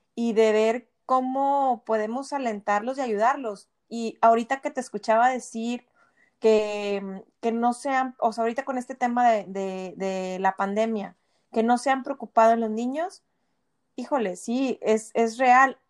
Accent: Monterrey, Nuevo León, Mexico; moved away

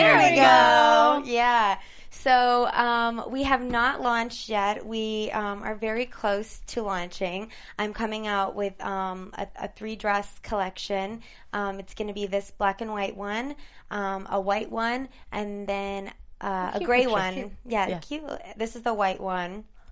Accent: Michigan, United States; moved away as an adult; also born or lived in Toronto, Ontario, Canada; now in Los Angeles, United States; I'm from Canada originally, outskirts of Toronto. Grew up with a big Italian family. And my parents worked in the car industry for General Motors, and they got transferred to the States. So we moved to Michigan. Represent. And I grew up in Michigan

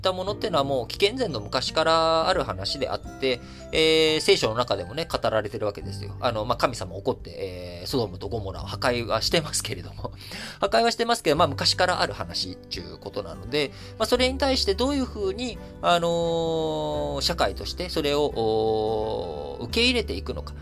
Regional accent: Japan; 生まれも育ちも幼稚園から、教育ずっと日本で受けて

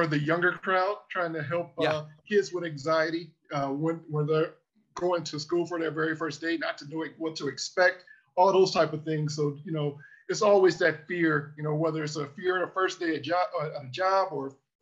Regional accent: Cleveland, Ohio, United States; now in Washington, D.C., United States; I'm from Cleveland, but I live in DC now

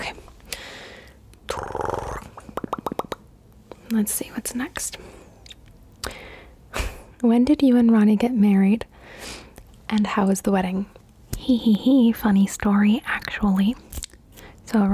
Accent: Cali, Valle del Cauca, Colombia; also born or lived in East Coast, United States; now in United States; I'm originally from Cali, Colombia. And then we went and we flew to the United States. And now I live on the East Coast of the United States of America.

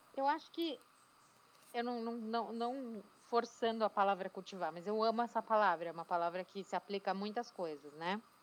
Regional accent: São Paulo, Brazil; moved away as an adult; now in Atlanta, United States; Eu sou paulistana da Gema, com muito orgulho, de Pinheiros, em São Paulo.

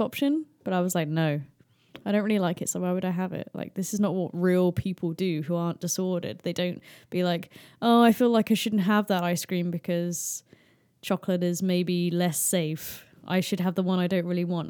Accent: United Kingdom

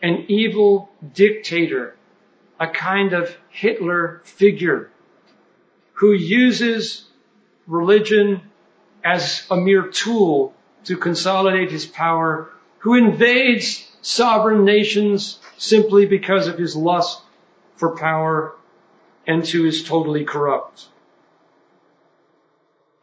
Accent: United States; us Americans

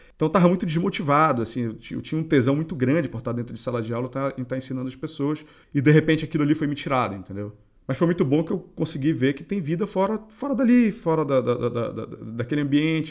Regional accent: Belém, Pará, Brazil; nós dois acho que somos paraenses

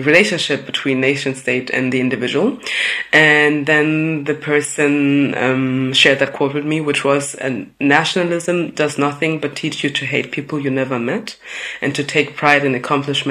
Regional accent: Munich, Bavaria, Germany; I had the pleasure of growing up in Munich in Bavaria

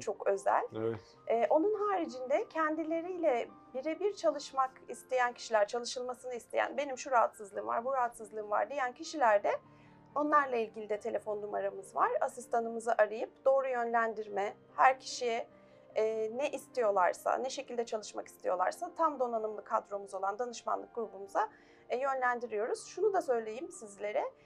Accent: Istanbul, Turkey; 1977 İstanbul doğumluyum.

